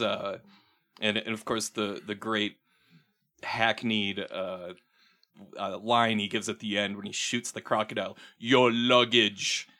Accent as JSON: {"language": "English", "region": "Minnesota", "country": "United States", "said": "talk like I'm from Minnesota now, 'cause I am from Minnesota."}